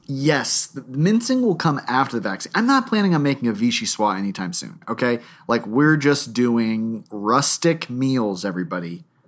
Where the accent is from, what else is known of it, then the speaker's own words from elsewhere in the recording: Palm Beach, Florida, United States; growing up in Palm Beach